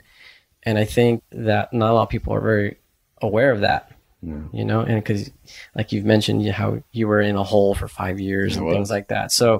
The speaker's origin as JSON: {"language": "English", "region": "Texas", "country": "United States", "moved": "yes", "said": "I'm in Vermont and I'm from Texas"}